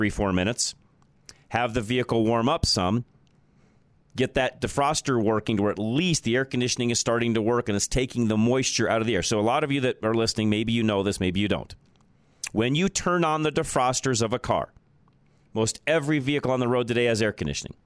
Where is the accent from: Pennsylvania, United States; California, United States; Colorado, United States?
Colorado, United States; growing up in Colorado